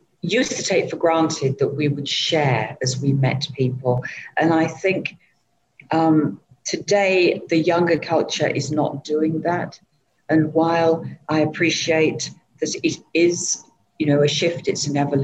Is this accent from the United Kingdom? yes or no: yes; England, United Kingdom; moved away as an adult; now in Southeast Asia; I'm originally from England